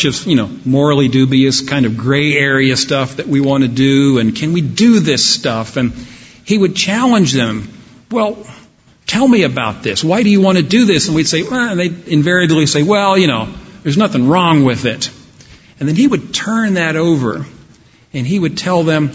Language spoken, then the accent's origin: English; Dallas, Texas, United States; I grew up in Dallas, Texas in the 1970s